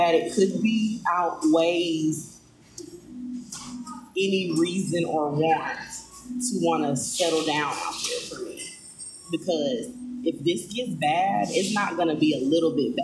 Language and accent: English; Tennessee, United States; accent: Southern; I'm from Tennessee